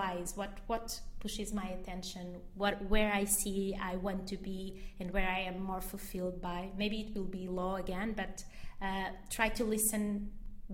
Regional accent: Portugal; Mozambique, which is the country where my parents were born, where my whole family was born, and I was born in Portugal.

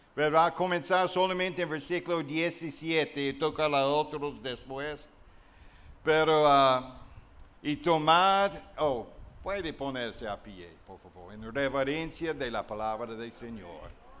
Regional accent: southern United States, Alabama, United States; accent: Southern US; Spanish is a second language; moved away as an adult; also born or lived in La Romana, Dominican Republic / Uruguay / La Vega, Dominican Republic; now in Dominican Republic; eu sei que eu vim do sul dos Estados Unidos e tenho o acento do sul dos Estados Unidos. Por isso, meu espanhol está acento do sul dos Estados Unidos, do estado de Alabama.

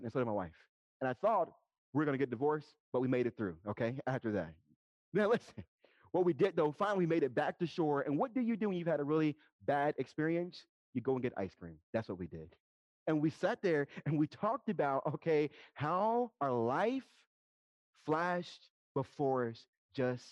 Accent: Dayton, Ohio, United States; moved away; I'm originally from Dayton, Ohio, from the city

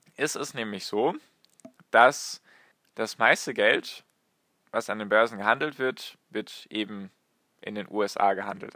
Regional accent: Germany; bei uns in Deutschland

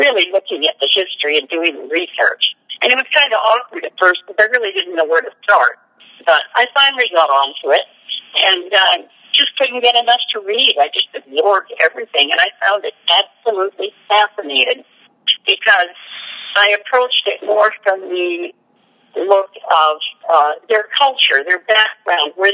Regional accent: Canada; moved away as an adult; now in Tombstone, United States; I was born and raised in Canada on a farm

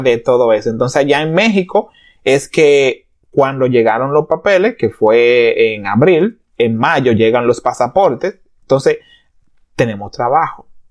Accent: Dominican Republic; moved away as an adult; now in Canada; yo soy dominicano, de pura cepa, duré casi toda mi vida, muchísimo

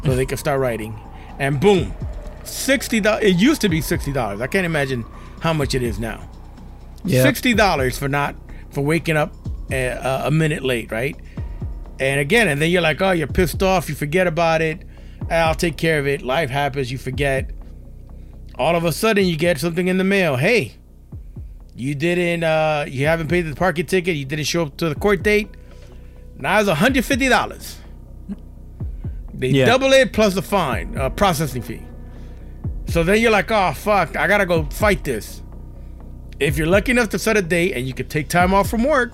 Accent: New York City, New York, United States; I grew up in New York, right? And in New York City

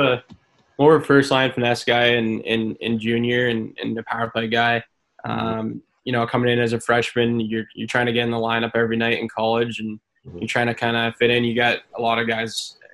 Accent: Canada; this is my home country.

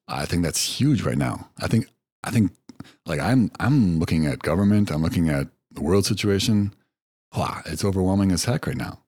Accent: United States; moved away as an adult; also born or lived in China; as a Westerner, as an American

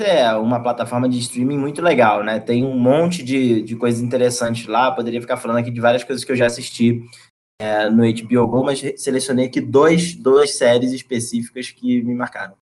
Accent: Rio de Janeiro, Brazil; moved away; Já teria ido visitar é, minha cidade, não fosse pelo isolamento. Então, tô com saudade da minha família, saudade da, da, da cidade onde eu cresci, saudade das, é, das coisas do Rio

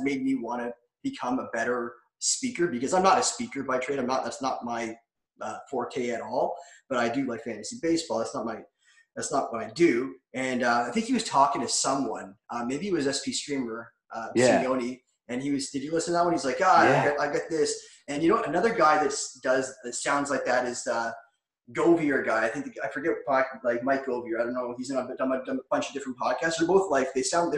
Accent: about an hour south of Toronto, Ontario, Canada; I'm from Toronto. I'm not really from Toronto, but I'm about an hour south of Toronto.

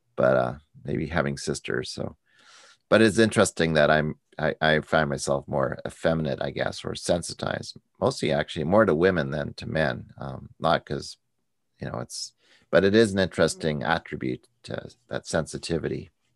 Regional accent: United States; as an American

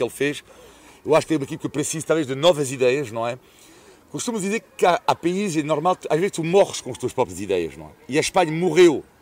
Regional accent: France; Tipo, do tipo, merda, afinal sou francês.

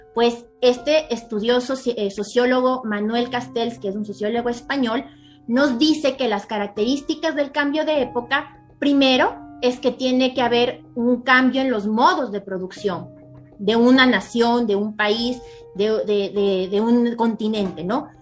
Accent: Ecuador; en mi país, en Ecuador

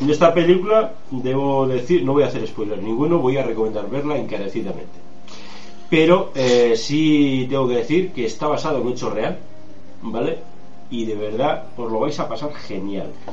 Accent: Spain; nosotros somos españoles y vivimos en España

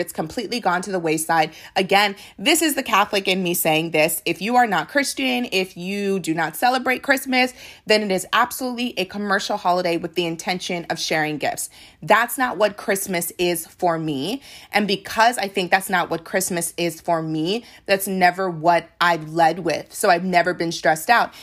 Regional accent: Nigeria; I am a Nigerian

